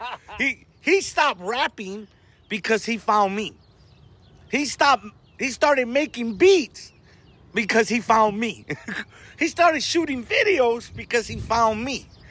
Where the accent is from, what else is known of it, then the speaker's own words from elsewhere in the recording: Compton, California, United States; first language Spanish; English is a second language; also born or lived in Watts, Los Angeles; I'm from Compton, but we live right here in front of the Watts Towers